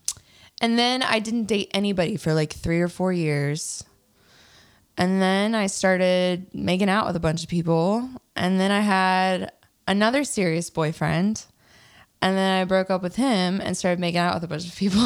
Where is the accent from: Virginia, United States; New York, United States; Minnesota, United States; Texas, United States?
Virginia, United States; moved away as an adult; now in Nashville, United States; I'm from Virginia. I moved to Nashville 8 years ago